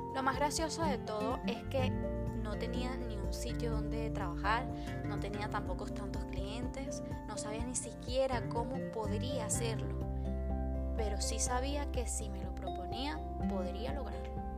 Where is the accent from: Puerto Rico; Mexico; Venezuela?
Venezuela; moved away as an adult; also born or lived in Madrid, Spain; now in Spain; En mi país, Venezuela, para los que no saben de dónde vengo, realicé mi primer curso de maquillaje